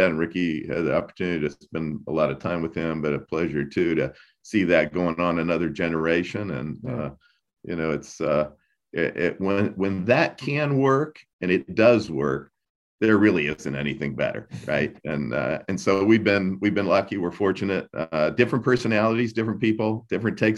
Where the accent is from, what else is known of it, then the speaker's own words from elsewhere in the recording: Columbus, Indiana, United States; also born or lived in Louisville, Kentucky / St. Petersburg, Florida; we're from Columbus, Indiana, uh, and have a home in Louisville, Kentucky, and also St. Pete, Florida.